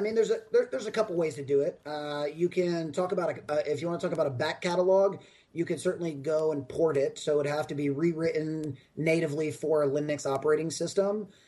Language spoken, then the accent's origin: English; Raleigh, North Carolina, United States; now in Austin, United States; my hometown in Raleigh, North Carolina, is where uh, Epic uh, is based